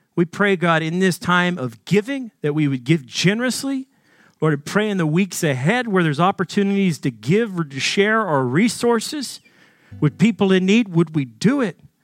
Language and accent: English; Arkansas, United States; Growing up in Arkansas in a wealthy family